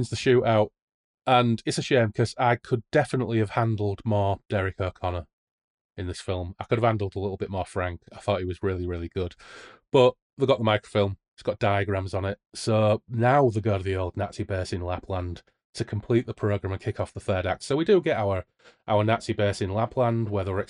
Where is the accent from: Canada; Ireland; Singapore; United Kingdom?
United Kingdom; Hull, Yorkshire and the Humber; I'm from Hull.